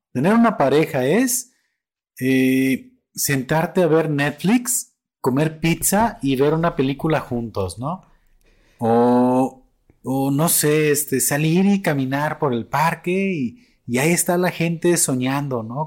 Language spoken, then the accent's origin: Spanish; Mexico; como mexicano